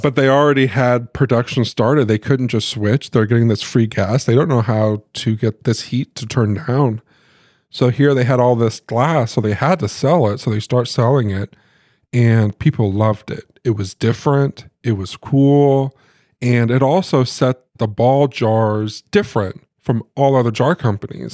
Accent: Muncie, Indiana, United States; Josh and I grew up in Muncie. That's where we spent most of our lives

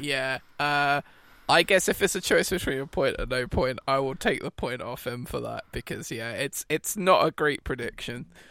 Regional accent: United Kingdom; as a Brit

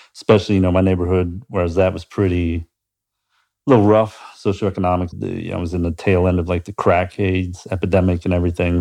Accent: Pittsburgh, Pennsylvania, United States; now in Columbus, United States; growing up in Pittsburgh

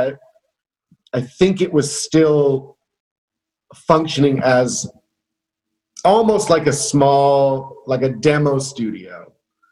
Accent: Canada; also born or lived in Montreal; a 17-year-old boy growing up in Canada. So when I moved to Montreal at age 19

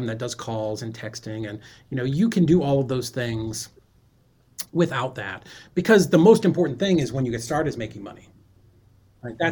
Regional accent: Boston, Massachusetts, United States; I'm from Boston

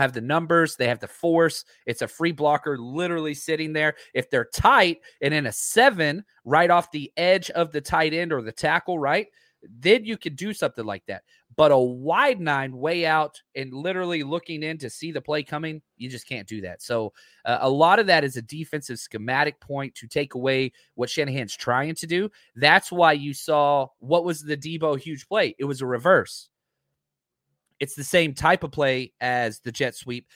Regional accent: Texas, United States; I'm from Texas

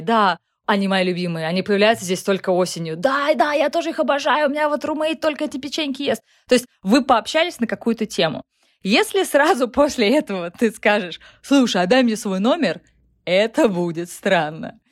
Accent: Russia; now in United States; мне с моим российским сознанием

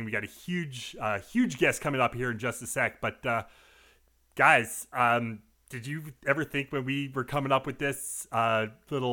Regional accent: near Niwot, Colorado, United States; Niwot, Colorado, just outside my hometown there

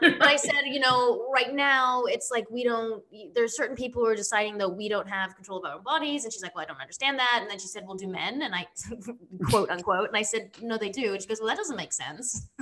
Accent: Sydney, New South Wales, Australia; now in United States; I come from Australia, so I grew up in Sydney

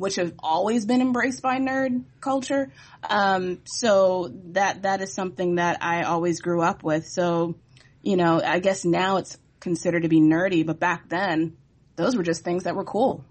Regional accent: Virginia Beach, Virginia, United States; I'm from Virginia Beach. I still currently live there

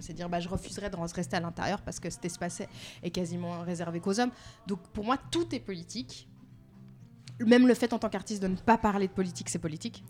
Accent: Geneva, Switzerland; je suis née en Suisse, dans un pays euh, très conservateur

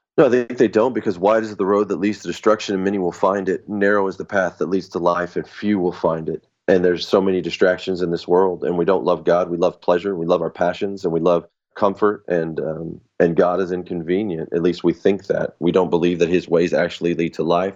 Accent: United States; I was born in America

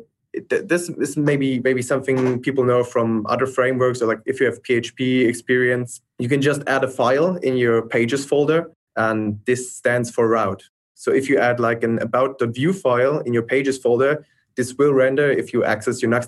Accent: Germany; I'm from Germany.

